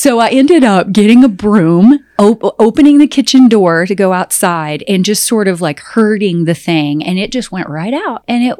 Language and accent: English; Southern United States, United States; oh my gosh, I come from the South and any snake is a poisonous snake.